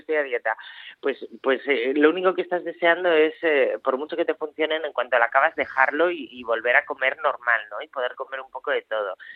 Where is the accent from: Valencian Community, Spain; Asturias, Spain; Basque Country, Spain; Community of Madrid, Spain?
Asturias, Spain; como buena asturiana